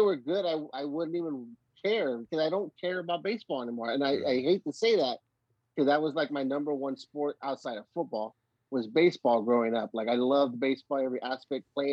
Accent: California, United States; I'm an Alabamian for life, even though I'm from California

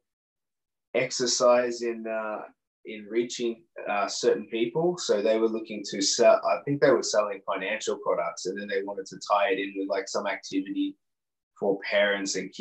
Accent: Melbourne, Victoria, Australia; moved away as an adult; also born or lived in Singapore; I'm obviously not from Singapore, I'm from Melbourne.

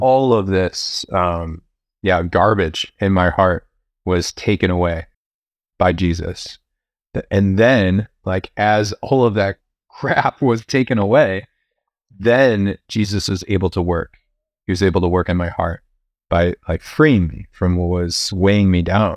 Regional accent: Chicago, Illinois, United States; also born or lived in Champaign, Illinois; I grew up here in Chicago.

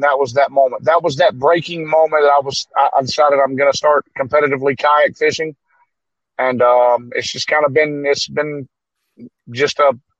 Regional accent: Alabama, United States; I'm from Alabama.

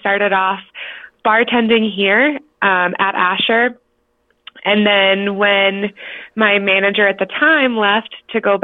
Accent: Cleveland, Ohio, United States; moved away as an adult; now in Colorado, United States; So I'm originally from Ohio, actually. I'm from Cleveland, and I moved out here almost 3 years ago now

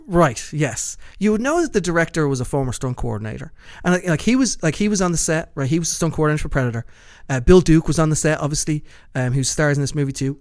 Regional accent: Dublin, Leinster, Ireland; moved away; close to where I grew up in Kilbarrack

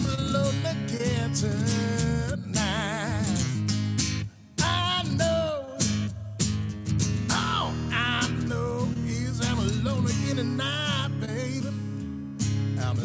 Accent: Santa Fe, New Mexico, United States; now in Minneapolis, United States; I'm from Santa Fe, New Mexico

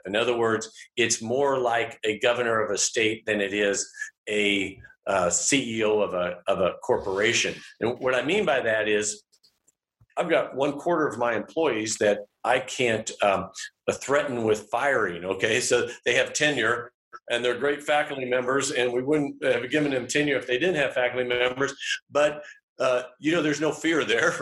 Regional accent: St. Joseph, Missouri, United States; also born or lived in Kansas City, Kansas; now in Atchison, United States; I grew up in Kansas City, Kansas. And then when I was 9, we moved to St. Joseph, Missouri

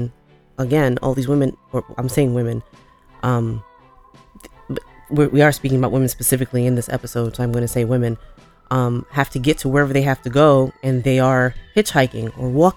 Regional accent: New York, United States; I'm from New York.

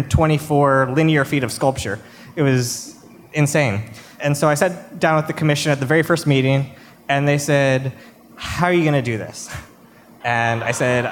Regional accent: Arkansas, United States; moved away; I'm from Arkansas originally

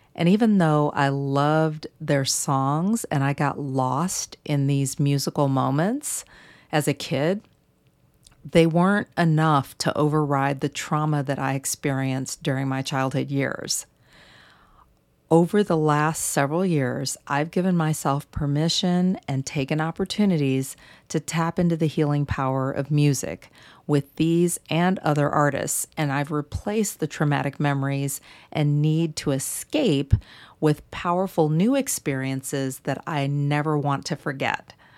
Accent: St. Louis, Missouri, United States; moved away; in my hometown of Saint Louis

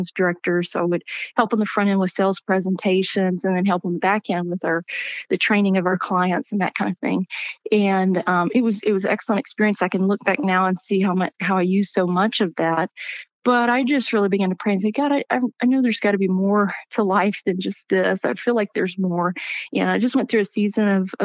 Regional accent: Louisiana, United States; I grew up in Louisiana and had just a wonderful church family

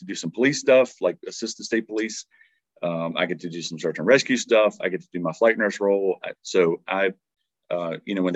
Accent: Dinwiddie, Virginia, United States; also born or lived in Roanoke, Virginia; I grew up just in Dinwiddie, Virginia, which is just south of Richmond

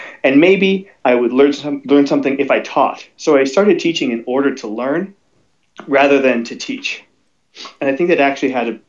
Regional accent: Colorado, United States; This is what you get for growing up in Colorado, climbing up the sides of cliffs.

